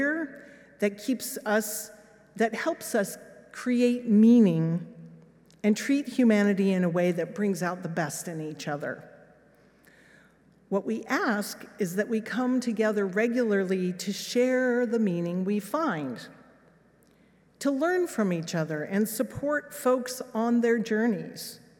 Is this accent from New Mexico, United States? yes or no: yes; Los Alamos, New Mexico, United States; moved away; also born or lived in England; This was my hometown